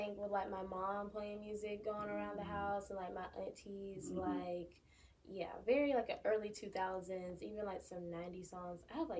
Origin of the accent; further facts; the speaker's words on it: Warner Robins, Georgia, United States; also born or lived in Fort Valley, Georgia; I'm from Warner Robins, Georgia.